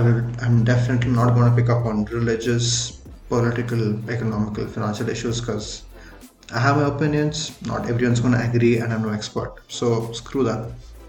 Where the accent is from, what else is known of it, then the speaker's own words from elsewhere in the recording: India; first language Tamil; English is a second language; He covers content primarily Tamil, and that being my mother tongue, and it really connected with me